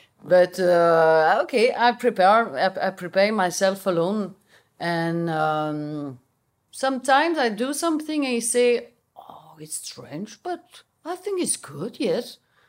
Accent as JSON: {"language": "English", "country": "Belgium", "second_language": "English", "said": "maybe speak a little bit Dutch because I'm from Belgium. I speak Dutch."}